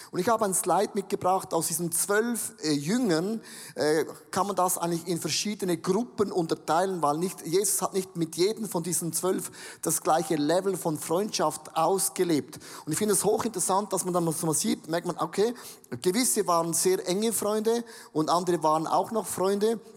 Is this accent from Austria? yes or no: no; Switzerland; Genau, ist ein Australier, ich bin ein Schweizer.